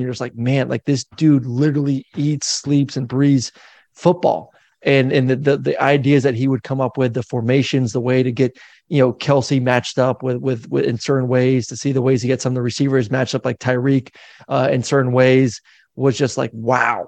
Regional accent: Florida, United States; I'm a kid from Florida

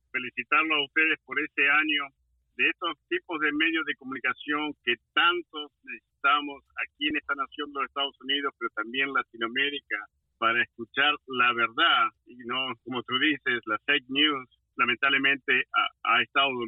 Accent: Argentina; now in Washington, D.C., United States; en mi país Argentina

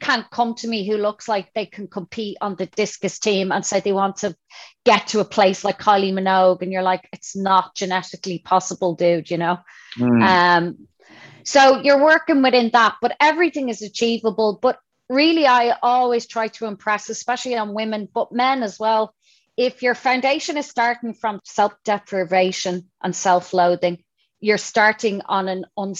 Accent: Dublin, Leinster, Ireland; I'm from Dublin

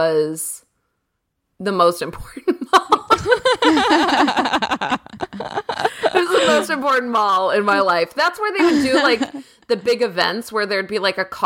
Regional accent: Schenectady, New York, United States; also born or lived in Los Angeles area, California; now in Los Angeles, United States; I'm from upstate New York. I'm from Schenectady.

